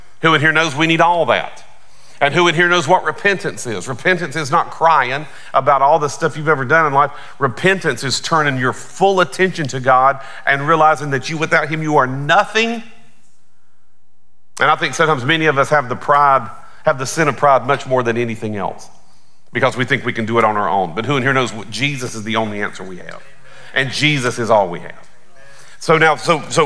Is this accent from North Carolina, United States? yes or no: yes; Belmont, North Carolina, United States; also born or lived in Aiken, South Carolina; now in Atlanta, United States; I grew up primarily in West Charlotte, Belmont, North Carolina.